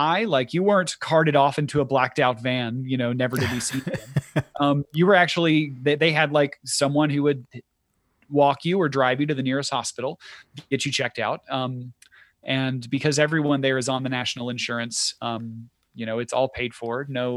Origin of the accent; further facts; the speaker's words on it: Rome, United States; moved away as an adult; also born or lived in Beijing; my hometown for 2 weeks, in Rome